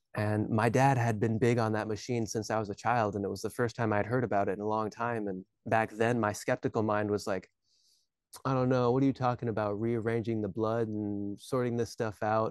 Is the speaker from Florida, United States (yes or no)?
no; Alaska, United States; moved away as an adult; also born or lived in Hawaii; I was born and raised in Alaska